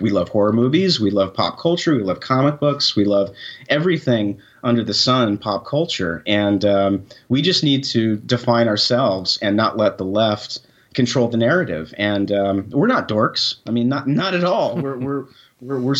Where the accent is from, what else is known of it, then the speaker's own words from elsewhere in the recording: Arizona, United States; I'm from Arizona